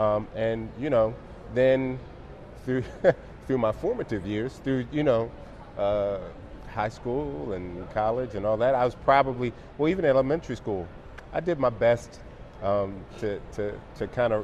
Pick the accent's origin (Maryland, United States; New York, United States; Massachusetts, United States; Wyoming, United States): Maryland, United States; Baltimore; also born or lived in Europe; I was born in Europe, traveled. Mom and dad both from Baltimore. My dad's last duty station was Washington, D.C. So we came back to the Baltimore, Maryland area.